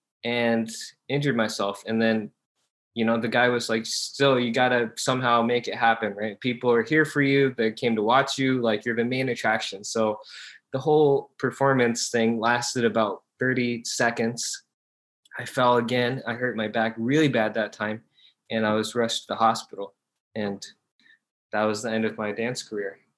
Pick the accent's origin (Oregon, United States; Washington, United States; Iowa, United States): Iowa, United States; also born or lived in South Korea / Busan; I grew up in Iowa